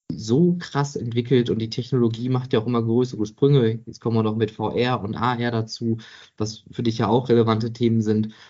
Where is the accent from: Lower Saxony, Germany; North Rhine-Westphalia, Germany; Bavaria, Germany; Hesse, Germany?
North Rhine-Westphalia, Germany; Oberhausen; Ich bin Kind des Ruhrgebiets, ähm, ich komme gebürtig aus Oberhausen, also da, wo das heutige Zentro ist.